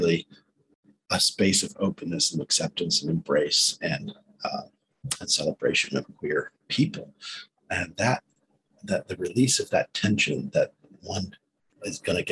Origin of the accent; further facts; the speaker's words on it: South Carolina, United States; growing up in South Carolina